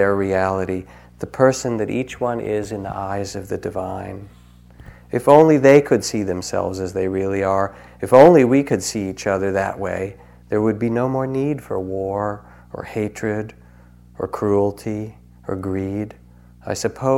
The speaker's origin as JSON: {"language": "English", "region": "East Coast", "country": "United States", "tie": "born or raised there", "moved": "yes", "lives_now": "California, United States", "said": "where I grew up on the East Coast"}